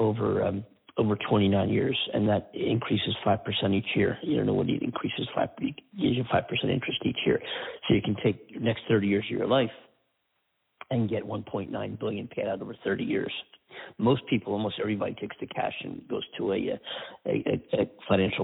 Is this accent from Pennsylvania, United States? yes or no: yes; Pennsylvania, United States; now in California, United States; My home state of Pennsylvania